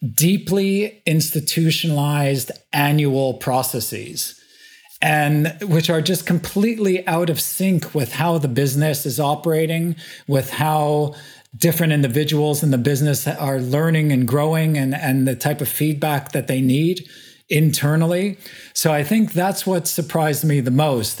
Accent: Montreal, Quebec, Canada; moved away as an adult; also born or lived in Asia; born and bred in Montreal, in Canada

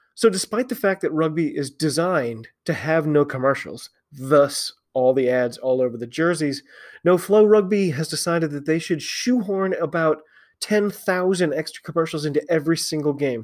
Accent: United States; I'm an American

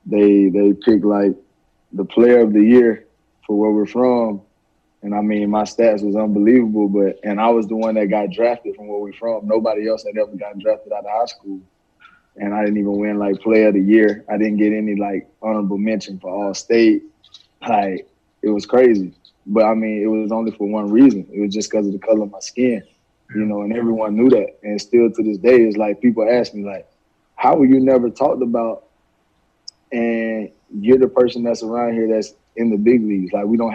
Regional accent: Alabama, United States; growing up in Alabama, you know, I went through a lot.

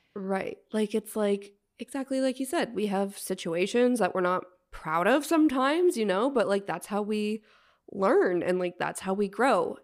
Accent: outside of Toronto, Ontario, Canada; the little white town I grew up

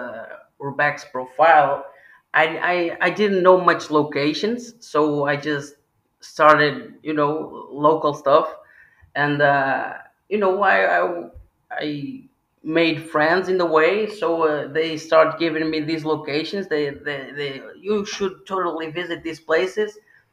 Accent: Porto, Norte, Portugal; I am from the north. I am from Porto.

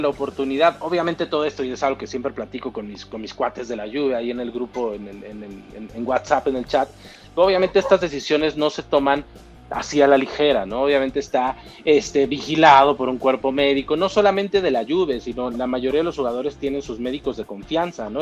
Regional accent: Mexico; soy mexicano

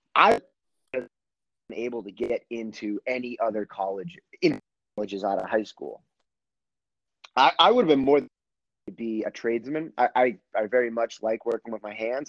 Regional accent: Gloucester, Massachusetts, United States; I'm originally from Gloucester, Massachusetts

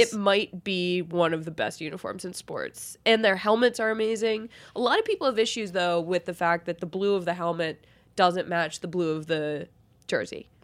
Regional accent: Boston, Massachusetts, United States; I'm from Boston

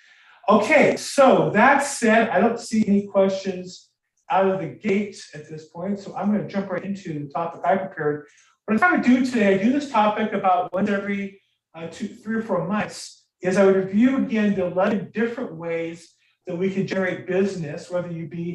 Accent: United States; I am American

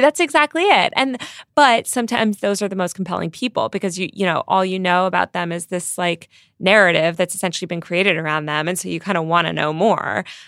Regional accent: New York, United States; as a New Yorker

